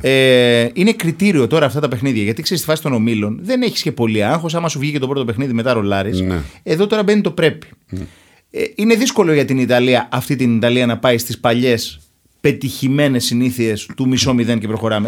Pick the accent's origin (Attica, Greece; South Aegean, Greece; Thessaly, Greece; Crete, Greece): South Aegean, Greece; Syros; Εμεί στη Σύρο